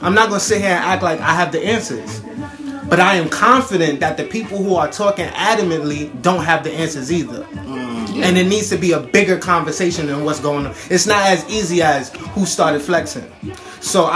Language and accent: English; New York City, New York, United States; I'm from Flatbush